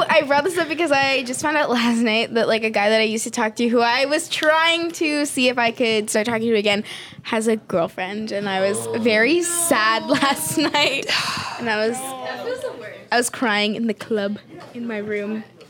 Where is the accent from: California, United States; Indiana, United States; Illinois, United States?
California, United States; Los Angeles; we're from Van Nuys.